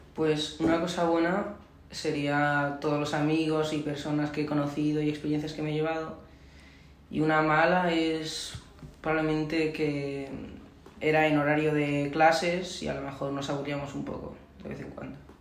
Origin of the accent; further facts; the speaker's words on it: Spain